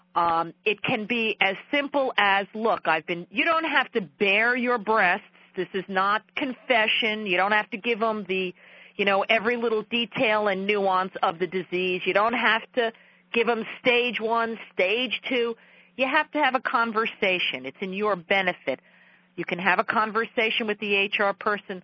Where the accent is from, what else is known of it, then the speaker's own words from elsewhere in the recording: New York, United States; accent: New York; my New York accent is a tad too thick